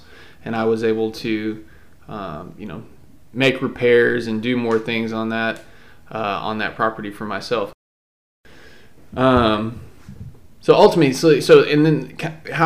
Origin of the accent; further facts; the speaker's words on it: Texas, United States; also born or lived in Palo Pinto, Texas; I did grow up in the country here in Texas, but I live in the city now